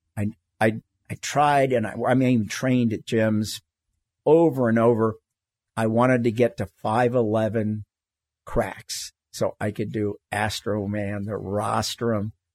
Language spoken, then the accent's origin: English; Florida, United States; moved away as an adult; also born or lived in California / Tetons / Cuba; I grew up in Florida, the least mountainous